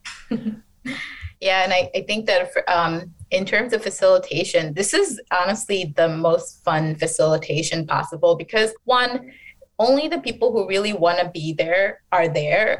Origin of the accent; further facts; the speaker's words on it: Detroit, Michigan, United States; also born or lived in Bangladesh; I grew up in a predominantly Bangladeshi American community in Detroit